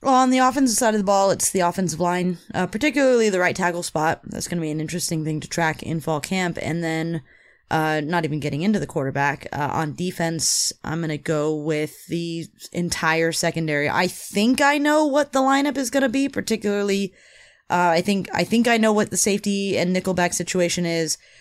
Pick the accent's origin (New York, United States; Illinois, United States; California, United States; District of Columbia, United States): California, United States; I'm a Californian